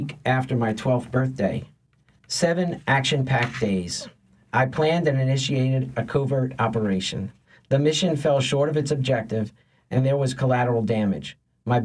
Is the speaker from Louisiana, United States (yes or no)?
yes; Metairie, Louisiana, United States; also born or lived in Lakeview, New Orleans; we moved from Lakeview to Metairie, to the house I grew up in.